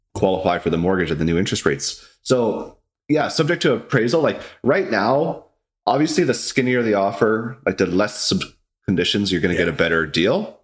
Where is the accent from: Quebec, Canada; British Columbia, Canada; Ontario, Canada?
British Columbia, Canada; Vernon; also born or lived in Vancouver; now in Kelowna, Canada; I was born in Vancouver, but I moved to uh, Vernon when I was pretty young. I can't remember, like three or four years old. I grew up, went to school in Vernon, elementary, high school.